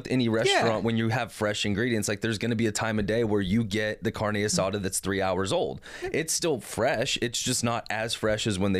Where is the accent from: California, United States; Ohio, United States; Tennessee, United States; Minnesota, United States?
California, United States; Los Angeles; now in Oregon City, United States; so my parents live in Oregon City, and when we moved up here from California, we moved to Oregon City.